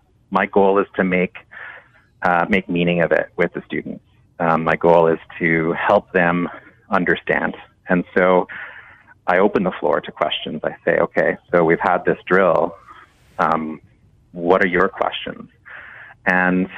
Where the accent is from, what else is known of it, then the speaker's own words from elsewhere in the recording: Canada; a Canadian teacher